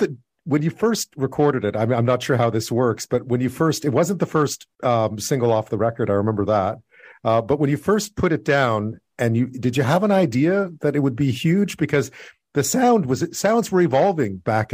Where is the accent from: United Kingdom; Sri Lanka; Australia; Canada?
Canada; Montreal, Quebec; you were from Montreal. I was from Montreal.